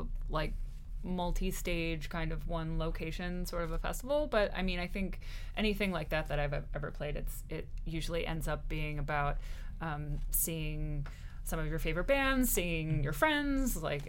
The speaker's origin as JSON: {"language": "English", "region": "Central New Jersey", "country": "United States", "moved": "yes", "lives_now": "New York City, United States", "said": "Central New Jersey, yeah."}